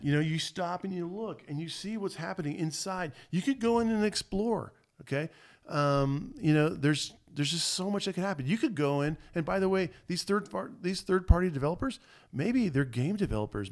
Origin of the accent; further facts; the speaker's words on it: Florida, United States; I was raised in Florida